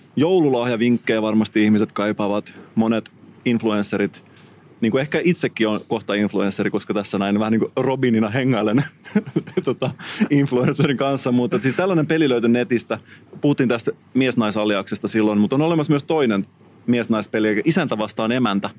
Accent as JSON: {"language": "Finnish", "town": "Salo", "region": "Southwest Finland", "country": "Finland", "said": "mä oon kotoisin Salosta"}